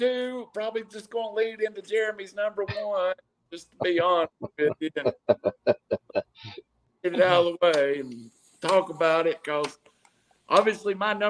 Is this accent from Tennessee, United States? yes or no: yes; Chattanooga, Tennessee, United States; because I was from Chattanooga